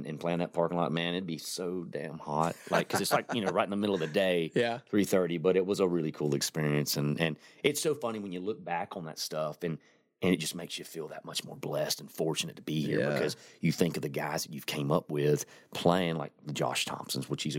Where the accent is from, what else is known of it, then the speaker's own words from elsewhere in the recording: Florida, United States; I am from Florida